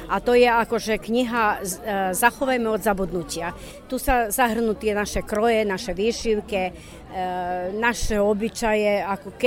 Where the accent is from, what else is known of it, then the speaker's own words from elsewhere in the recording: Boljevci, Serbia; now in Padina, Serbia; som rodáčka z Boľoviec, tam, kde je menej Slovákov